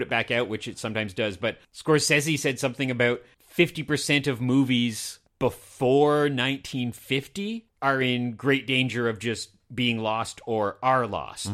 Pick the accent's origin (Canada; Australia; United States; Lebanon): Canada; I'm Canadian